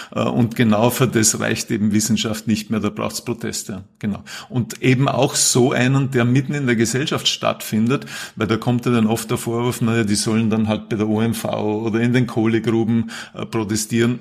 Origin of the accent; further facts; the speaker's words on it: Vorarlberg, Austria; also born or lived in Salzburg; now in Vienna, Austria; Ich bin ursprünglich Vorarlberger, habe dann lange in Salzburg gelebt, Studium Zivildienst dort gemacht und bin seit mittlerweile gut 20 Jahren in Wien